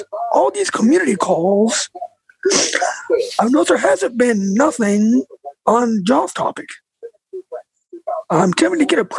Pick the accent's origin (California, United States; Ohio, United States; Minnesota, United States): California, United States; Bakersfield